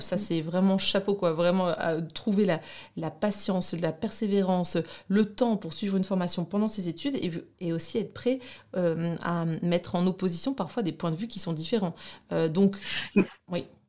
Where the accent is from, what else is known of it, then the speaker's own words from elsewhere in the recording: Douai, Hauts-de-France, France; accent: ch'ti; also born or lived in Brussels, Belgium; now in Lille, France; je suis de, Douai, donc du nord de la France, une vraie ch'ti